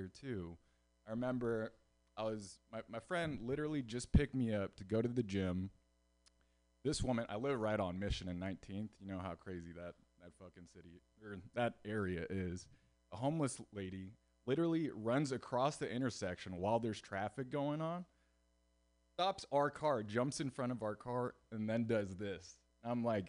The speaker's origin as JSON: {"language": "English", "town": "Houston", "region": "Texas", "country": "United States", "moved": "as an adult", "lives_now": "San Francisco, United States", "said": "I'm from Houston, Texas"}